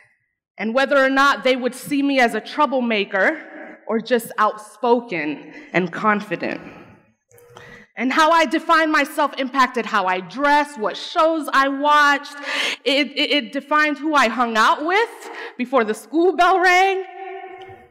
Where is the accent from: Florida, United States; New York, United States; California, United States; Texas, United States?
Florida, United States; Arcadia; English is a second language; growing up in Arcadia, Florida